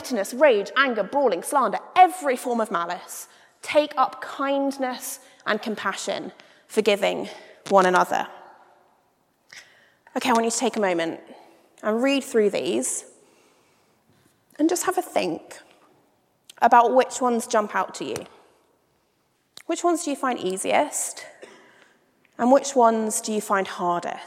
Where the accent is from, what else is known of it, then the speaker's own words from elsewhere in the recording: United Kingdom; as a British person